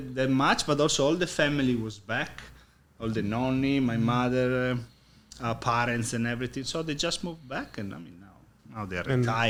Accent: Italy; first language Italian; English is a second language; moved away as an adult; also born or lived in Sydney, Australia; I was 3 years old. So my accent, obviously. I'm Italian. My parents are Italian. I grew up in Italy.

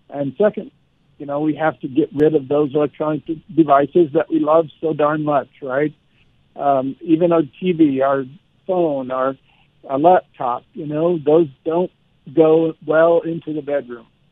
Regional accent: Nebraska, United States; I was from Nebraska and a country boy

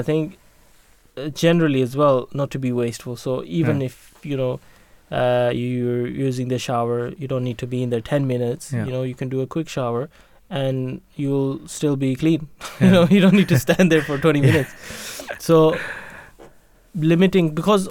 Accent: Norway; now in United Kingdom; I was born in Norway and brought up

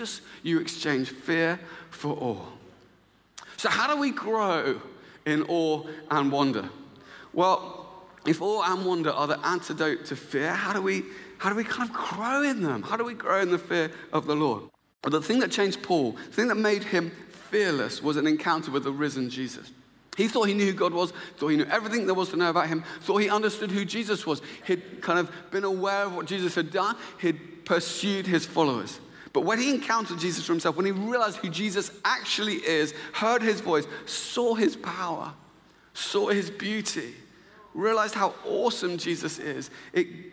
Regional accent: Luton, East of England, United Kingdom; moved away; I'm actually from Luton

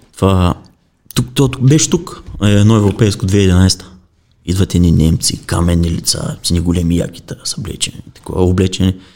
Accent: Bulgaria

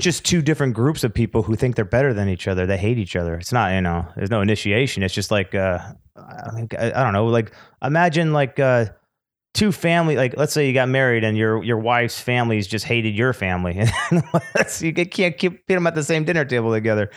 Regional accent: California, United States; also born or lived in Beverly Hills, California; I was born in Beverly Hills, but I was raised in the valley and then the Antelope Valley. uh, which is about sixty miles north of L A.

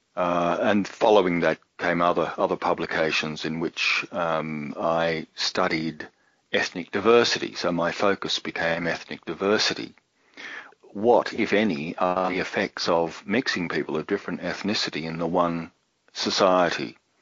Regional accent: Sydney, New South Wales, Australia; moved away as an adult; also born or lived in Brisbane / Germany; I'm speaking out of the Sydney area, Sydney, Australia, and I grew up in Sydney. I'm a, a native born Australian

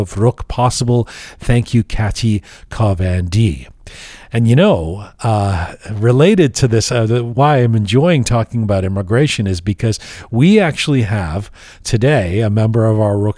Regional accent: England, United Kingdom; now in Canada; I grew up in England

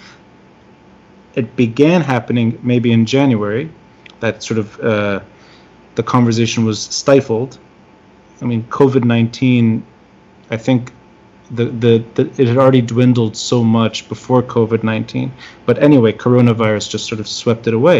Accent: Tripoli, North Governorate, Lebanon; now in New York, United States; somebody who's originally from Tripoli

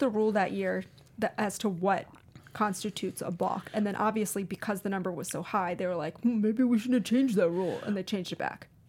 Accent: Baltimore, Maryland, United States; growing up in Baltimore, I didn't get to watch a ton of Mets games

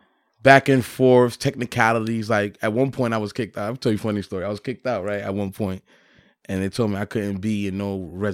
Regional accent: Paterson, New Jersey, United States; We treating it like we're in the hood. Literally, yeah. We're coming from Patterson, right?

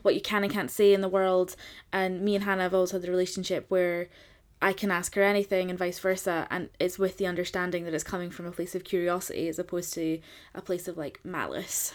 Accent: Scotland, United Kingdom; I'm from Scotland

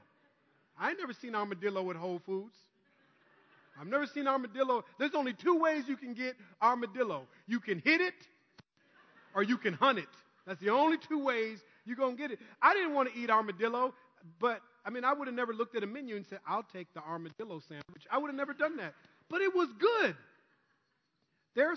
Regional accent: Minnesota, United States; growing up in Minnesota

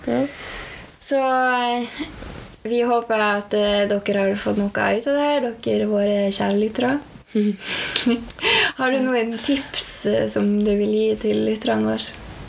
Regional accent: Norway; vi har vokst opp i Norge, som er det beste landet å vokse opp

